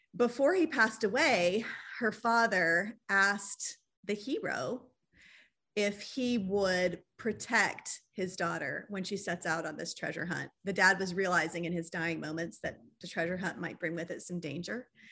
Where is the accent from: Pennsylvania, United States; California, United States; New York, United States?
California, United States; Riverside; moved away as an adult; also born or lived in Texas / Anguilla; I was raised in Southern California, in the town of Riverside